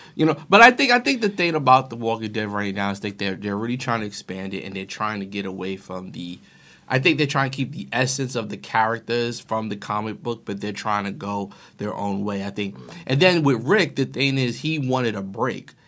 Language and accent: English; New York, United States; I'm from New York